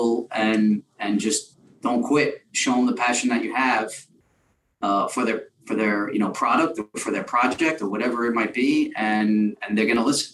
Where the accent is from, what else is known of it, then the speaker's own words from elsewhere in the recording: New York City, New York, United States; we're both from New York. Mm-hmm. You know, Jeremy's from Brooklyn and I'm from Queens.